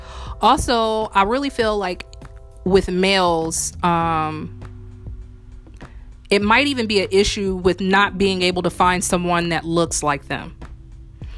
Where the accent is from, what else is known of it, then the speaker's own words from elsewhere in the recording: Indiana, United States; now in New Orleans, United States; I'm from Indiana, and it's very noticeable with me coming to New Orleans